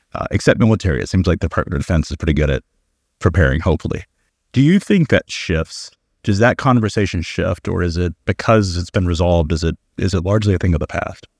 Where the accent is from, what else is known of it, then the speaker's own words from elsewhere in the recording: United States; as an American